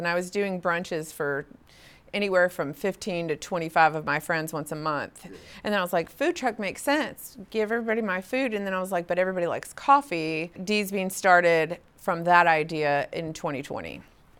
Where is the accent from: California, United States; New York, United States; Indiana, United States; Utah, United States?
California, United States; San Diego; moved away as an adult; also born or lived in Houghton; I grew up in San Diego and spent 25 years there, and then moved to Houghton.